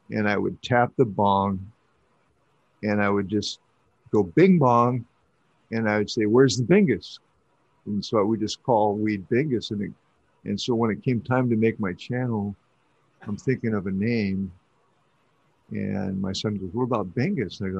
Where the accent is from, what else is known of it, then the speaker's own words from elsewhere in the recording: Michigan, United States; Nope, I'm a Michigander.